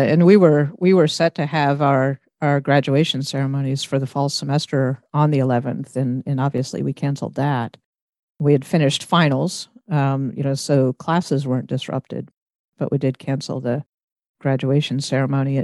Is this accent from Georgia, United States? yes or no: yes; Roswell, Georgia, United States; moved away as an adult; also born or lived in Athens, Georgia; now in Bowling Green, United States; I grew up outside of Atlanta in Ro-, in the Roswell area